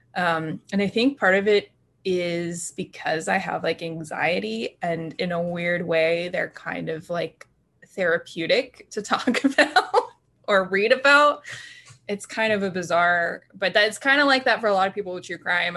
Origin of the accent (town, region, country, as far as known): Haymarket, Virginia, United States; born or raised there